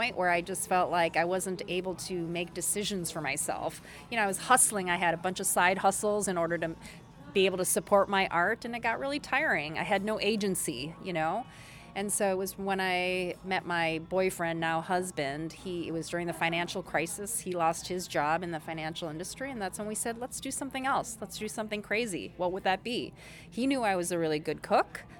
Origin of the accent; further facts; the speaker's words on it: Minnesota, United States; also born or lived in South Korea / New York; born in Korea. Our family immigrated to Minnesota when I was 4. And pretty much K through 12, grew up in Minnesota, so I'm Minnesotan